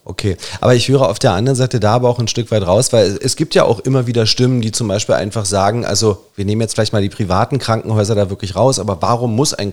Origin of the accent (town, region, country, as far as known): Germany